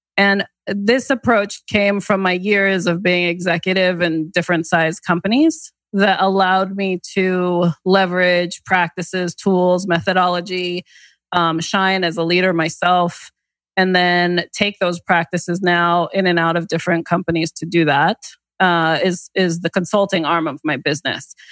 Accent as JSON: {"language": "English", "region": "the New York area", "country": "United States", "tie": "born or raised there", "moved": "yes", "lives_now": "Connecticut, United States", "said": "I grew up in the New York area"}